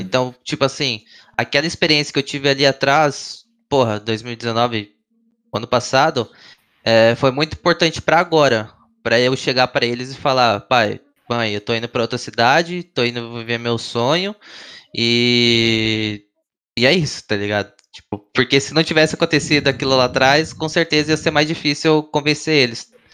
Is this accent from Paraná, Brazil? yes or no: yes; Foz do Iguaçu, Paraná, Brazil; moved away; eu sou de Foz do Iguaçu, Paraná, eu tinha um time lá que era cinco moleques de Foz